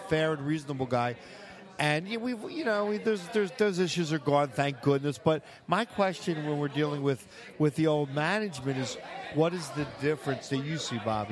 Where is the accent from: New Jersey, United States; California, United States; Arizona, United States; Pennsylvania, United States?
Pennsylvania, United States; Philadelphia; when I was a kid growing up in Northeast Philly